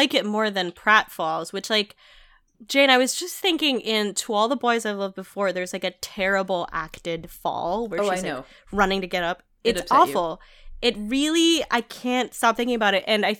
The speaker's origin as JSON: {"language": "English", "country": "Philippines", "tie": "born or raised there", "said": "So like I was watching this, I grew up in the Philippines and I was watching this looking at this movie"}